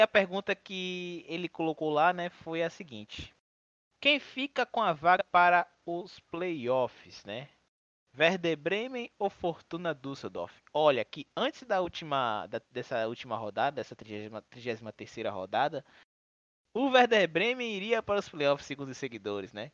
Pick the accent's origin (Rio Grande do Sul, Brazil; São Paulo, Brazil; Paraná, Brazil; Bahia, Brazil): Bahia, Brazil; a gente é da Bahia, né? A gente mora em Salvador.